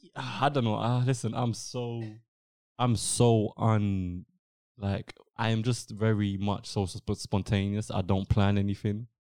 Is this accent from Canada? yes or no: no; England, United Kingdom; first language English; I'm studying in England. I've been born and raised in England. English English is my first language.